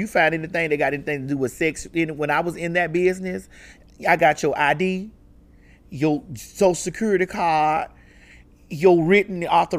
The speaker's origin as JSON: {"language": "English", "town": "Miami", "region": "Florida", "country": "United States", "tie": "born or raised there", "said": "I grew up in Miami."}